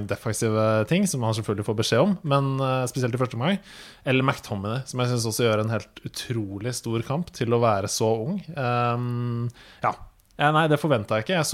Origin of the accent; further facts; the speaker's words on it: Norway; selv om jeg er nordmann.